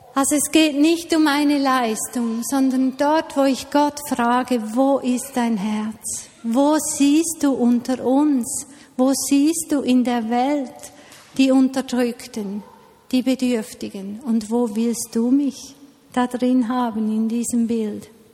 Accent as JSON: {"language": "German", "country": "Switzerland", "said": "bei uns in der Schweiz"}